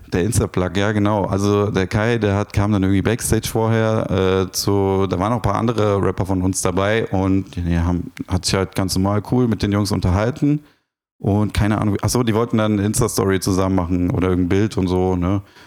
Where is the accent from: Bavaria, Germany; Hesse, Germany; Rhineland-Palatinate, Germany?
Hesse, Germany; Frankfurt; bin ja Frankfurter